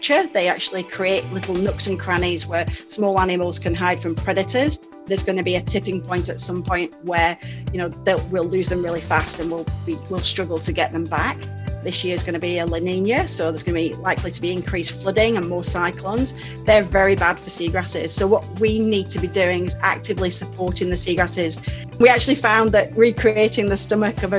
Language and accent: English; United Kingdom; moved away as an adult; now in Australia; it's difficult to tell from my accent, but I'm actually from the UK